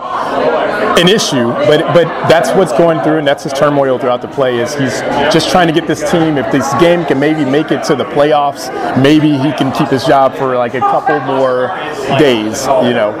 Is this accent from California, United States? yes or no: yes; Long Beach, California, United States; also born or lived in Los Angeles, California; Born and raised in Long Beach, California.